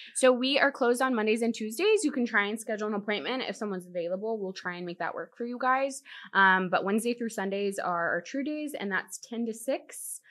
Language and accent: English; Virginia Beach, Virginia, United States; also born or lived in Dallas, Texas; now in Corpus Christi, United States; I was born in Dallas, but I grew up in Virginia, Virginia Beach